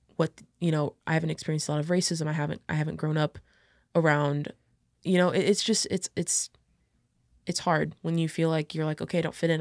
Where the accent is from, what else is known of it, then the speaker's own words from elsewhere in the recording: Illinois, United States; also born or lived in St. Peters, Missouri; I was born in Saint Peter's, Missouri. So I had to stay over in Missouri until, like, I could, like, become, I guess, um, an Illinois resident